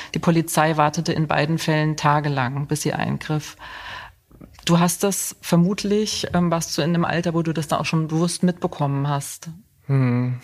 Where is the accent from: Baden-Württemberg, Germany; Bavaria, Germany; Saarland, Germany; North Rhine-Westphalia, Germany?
Saarland, Germany; moved away as an adult; also born or lived in Cologne / Munich; now in Göttingen, Germany; ich stamme aus dem Saarland